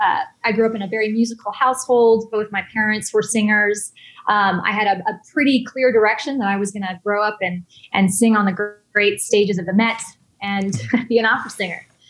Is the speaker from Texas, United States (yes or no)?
yes; Texas, United States; moved away as an adult; also born or lived in Los Angeles / New York; I'm from Texas originally